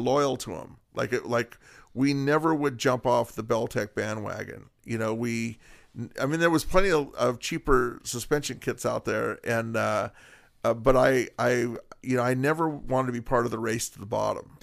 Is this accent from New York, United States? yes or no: no; Whittier, California, United States; born and raised in Whittier